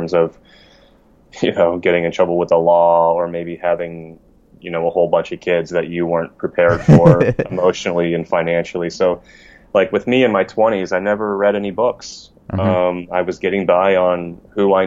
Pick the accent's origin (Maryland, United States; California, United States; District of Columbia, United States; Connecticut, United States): California, United States; Poway; also born or lived in Los Angeles, United States; I'm from San Diego, okay. Raised in Poway